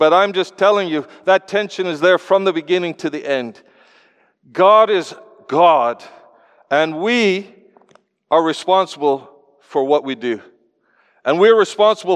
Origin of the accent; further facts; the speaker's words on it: Canada; I come from Canada